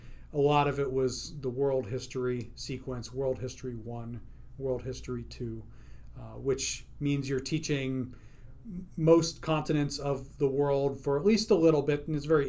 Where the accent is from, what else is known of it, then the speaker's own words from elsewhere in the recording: Duluth, Minnesota, United States; also born or lived in Pennsylvania; I was born in Pennsylvania, but only lived there for a year and a half, and then we proceeded to move to several different states, mostly in the Great Lakes region. And so I graduated from high school in northern Minnesota, in Duluth, Minnesota